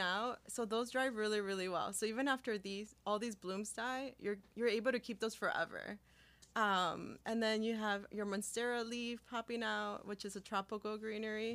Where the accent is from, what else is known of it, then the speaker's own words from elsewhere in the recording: Bolingbrook, Illinois, United States; first language Spanish; English is a second language; also born or lived in California / Chicago, Illinois; growing up in bolingbrook